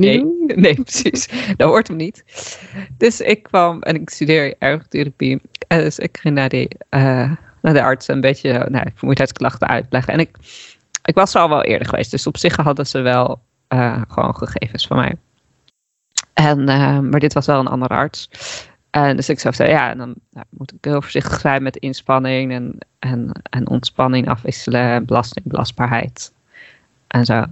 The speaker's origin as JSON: {"language": "Dutch", "region": "Friesland", "country": "Netherlands", "tie": "born or raised there", "said": "ik kom uit Friesland ook. Ik ben daar opgegroeid."}